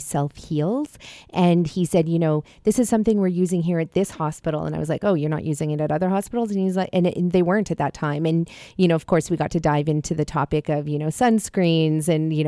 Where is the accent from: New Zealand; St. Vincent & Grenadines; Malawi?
Malawi; moved away; I was born in Africa, actually, in Malawi.